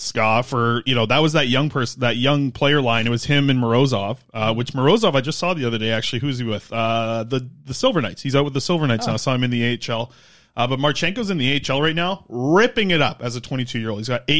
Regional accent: Nanaimo, British Columbia, Canada; I grew up in South Nanaimo

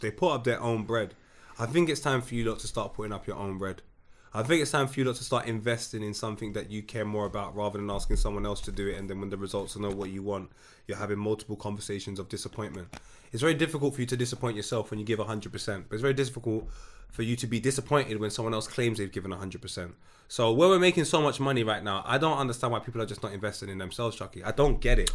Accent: Jamaica; now in England; I'm Jamaican

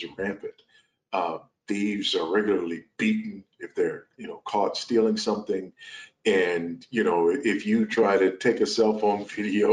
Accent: Los Angeles, California, United States; moved away as an adult; now in Zambia; I was born and raised in South Los Angeles, California, raised by a single teenage mother

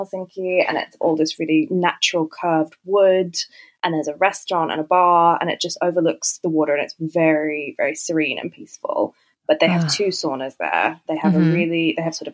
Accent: Sydney, New South Wales, Australia; moved away; I'm from Sydney originally

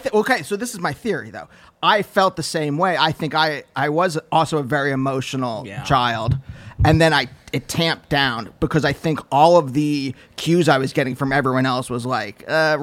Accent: Reading, Pennsylvania, United States; I'm from Reading.

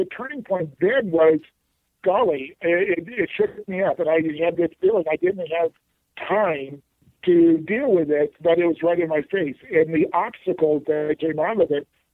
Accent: Palm Springs, California, United States; I grew up in Palm Springs

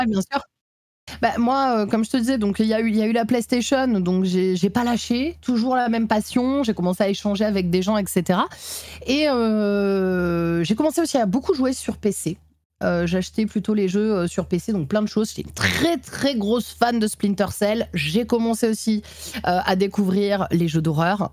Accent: Nîmes, Occitania, France; je suis née à Nîmes, dans le Gard

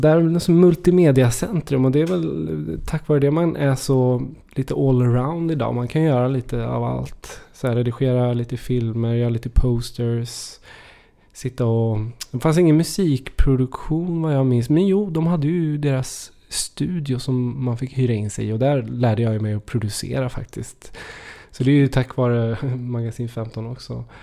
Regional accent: Trollhättan, Västra Götaland, Sweden; Du åker genom Trollhättan och så ska du ut mot Lidköping

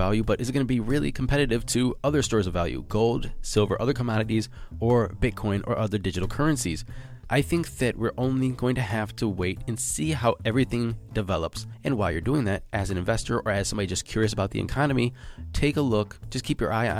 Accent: United States; I am American

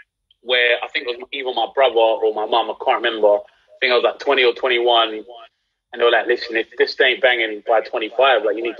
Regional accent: London, United Kingdom; I'm from London, I'm doing a South Central accent.

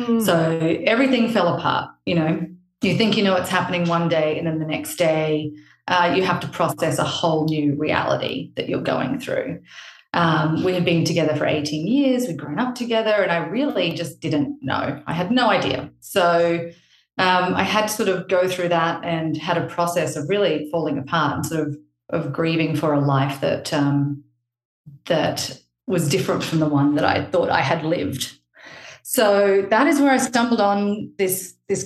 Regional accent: Australia; now in Palm Beach, United States; I'm actually Australian

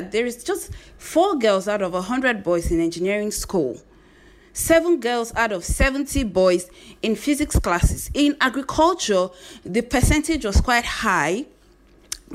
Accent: Zaria, Kaduna State, Nigeria; I grew up in northern Nigeria. I grew up in Zaria, in Kaduna State.

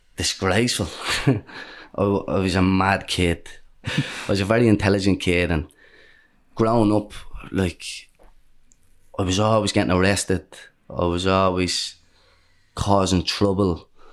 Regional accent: Dublin, Leinster, Ireland; Most people where I grew up in Dawes Estuary Flats, most people lived a similar life to us.

